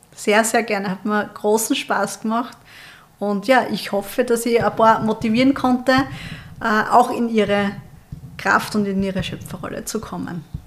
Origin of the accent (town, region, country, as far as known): Austria